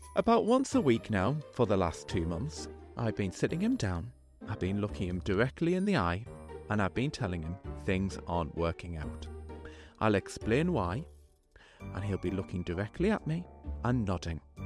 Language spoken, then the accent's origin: English; Sunderland, North East England, United Kingdom; I was from Sunderland